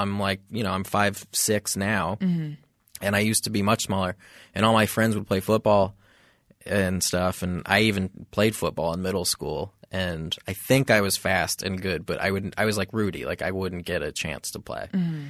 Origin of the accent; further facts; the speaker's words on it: Texas, United States; now in Los Angeles, United States; From Texas. Well, I went to school in Boston, but I'm from Texas.